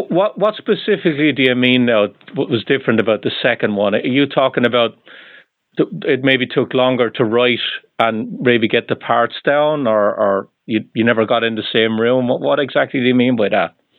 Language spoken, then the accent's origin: English; Ireland; moved away; I'm originally from Ireland.